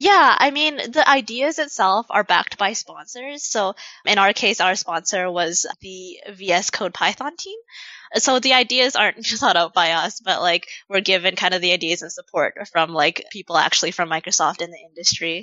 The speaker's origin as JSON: {"language": "English", "region": "Saskatchewan", "country": "Canada", "moved": "as an adult", "lives_now": "Vancouver, Canada", "said": "I'm originally from the Canadian prairies. I'm from Saskatchewan, but I came here for school."}